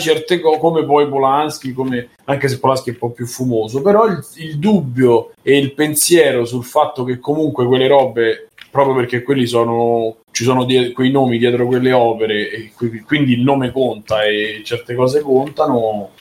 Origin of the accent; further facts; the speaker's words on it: Rome, Lazio, Italy; siamo di Roma